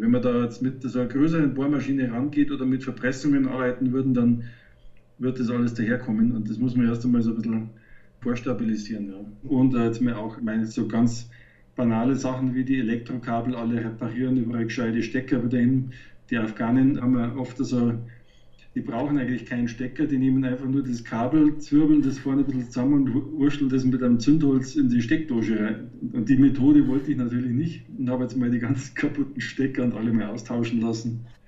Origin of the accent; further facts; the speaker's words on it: Landsberg am Lech, Bavaria, Germany; Ich bin aus Landsberg